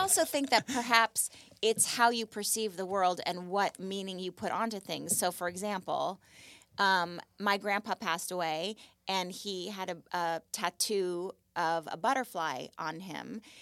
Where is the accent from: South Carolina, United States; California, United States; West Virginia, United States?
California, United States; Malibu; But I grew up in Malibu, and I lived on Point Doom